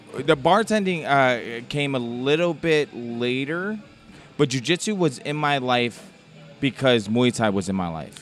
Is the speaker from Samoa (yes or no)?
yes; Samoa; moved away; growing up, uh, in the islands